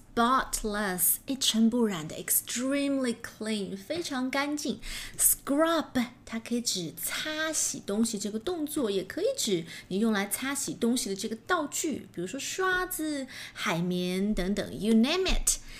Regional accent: China; 我们中国人讲究的是

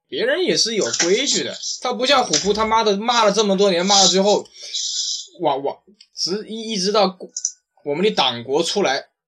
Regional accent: China; 我觉得，我觉得我们中国人应该把事情放在这种上面，就是真正的创新上。

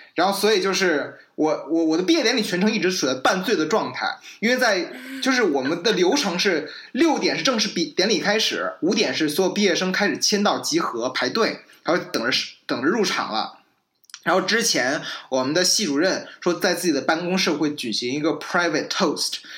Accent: China; moved away as an adult; now in United States; 我从中国来

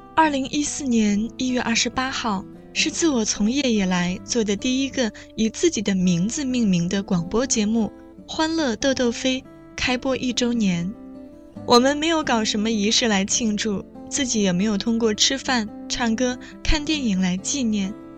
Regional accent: Kaifeng, Henan, China; moved away as an adult; 开封对于我来说，不仅是生我养我的故乡

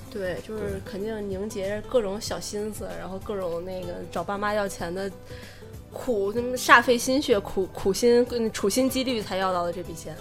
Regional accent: Shijiazhuang, Hebei, China; 毕竟咱们就是都是虾家庄的嘛，然后一直也都生活在这儿

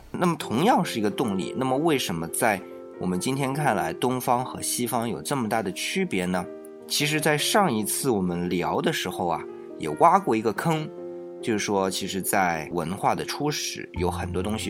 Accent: China; 那么我们讲到是我们中国人的，但是中国人他还是人嘛

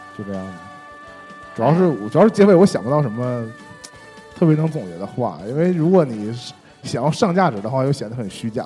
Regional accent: Shenyang, Liaoning, China; accent: Northeastern; 我们沈阳不是现在就剩 嗯 洗浴中心了吗？ 嗯 洗浴中心门前就在那儿，就是因为我们东北话

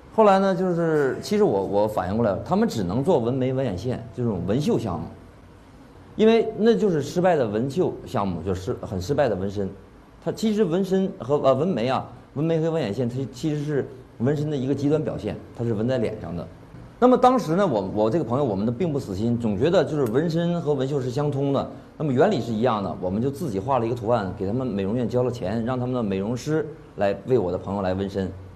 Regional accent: China; 我是中国人

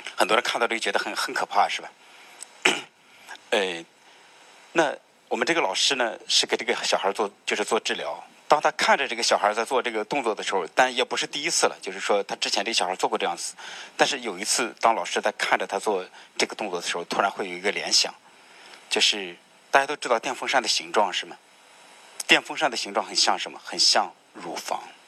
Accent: China; 我们作为中国人

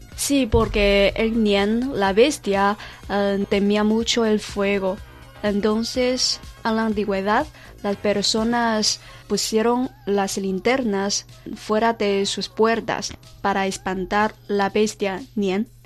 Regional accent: China; los chinos tenemos la piel amarilla

